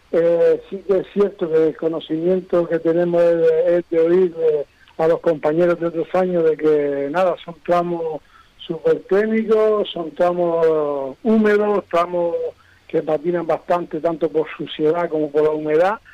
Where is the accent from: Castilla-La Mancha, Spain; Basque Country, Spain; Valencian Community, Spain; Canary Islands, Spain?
Canary Islands, Spain; cada vez que venimos desde Canarias hasta aquí, esta península